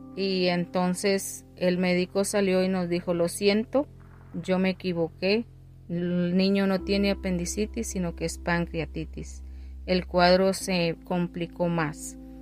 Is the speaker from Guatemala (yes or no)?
yes; Guatemala; moved away; mi país de origen, que es Guatemala